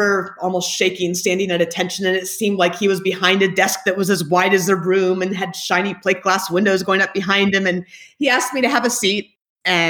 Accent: Anchorage, Alaska, United States; moved away as an adult; I grew up in Anchorage, Alaska

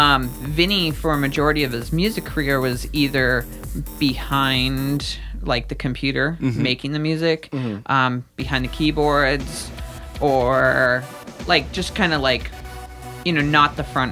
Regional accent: Fort Lauderdale, Miami, South Florida, United States; So growing up in South Florida, Fort Lauderdale, Miami

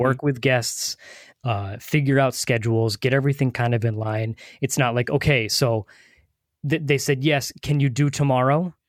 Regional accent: New England, United States; we, we live, we're from the New England area, so Boston is an hour and a half from us

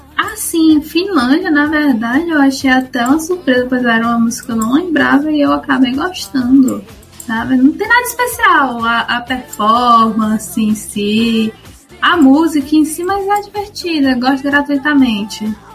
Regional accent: Ceará, Brazil; born or raised there

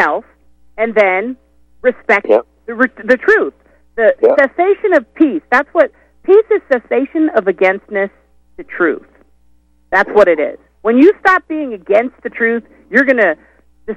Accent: United States; I'm American

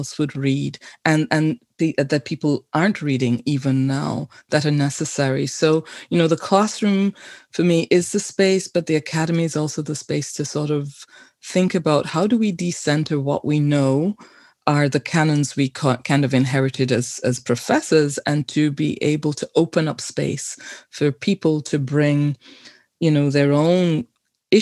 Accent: London, United Kingdom; now in Canada; I was born in London, but to Caribbean immigrants in the 1950s

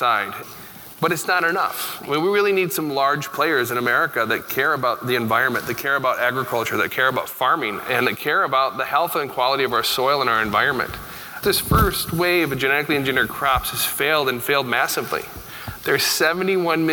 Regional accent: Iowa, United States; moved away; I come from Iowa, which is literally the land of GMOs.

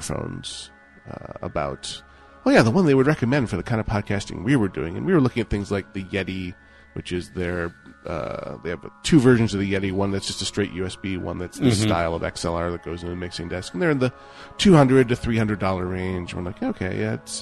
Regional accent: Buffalo, New York, United States; I'm from Buffalo

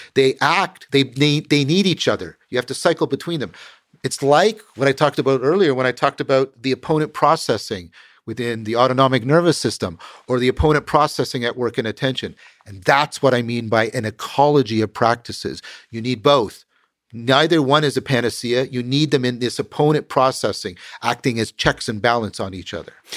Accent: Canada; I'm a Canadian

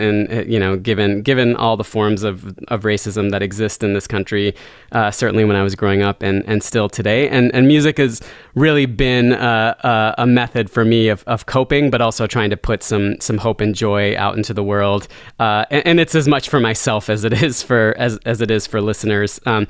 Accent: Charlotte, North Carolina, United States; now in Brooklyn, United States; I grew up in Charlotte, North Carolina, as the child of immigrants.

